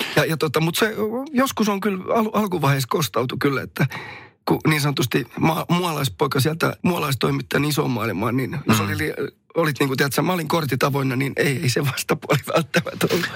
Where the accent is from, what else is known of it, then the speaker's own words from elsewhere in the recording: Somero, Southwest Finland, Finland; kotikylässäni, missä vieläkin asun, niin tuota Somerolla